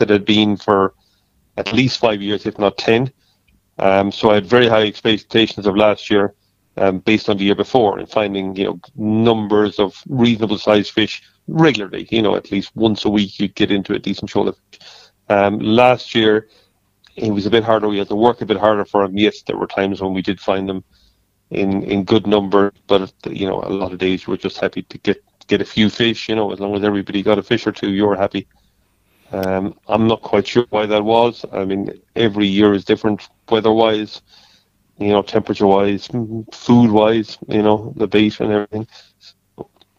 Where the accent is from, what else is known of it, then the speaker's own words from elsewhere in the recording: Tipperary, Ireland; now in Kerry, Ireland; I grew up in Tipperary, not too far from the River Shore, and, you know, grew up fishing for trout